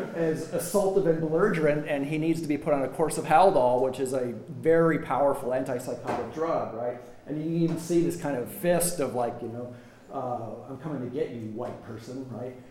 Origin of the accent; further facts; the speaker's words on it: United States; as an American